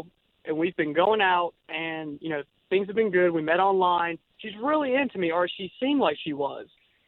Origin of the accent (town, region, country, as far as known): Apopka, Florida, United States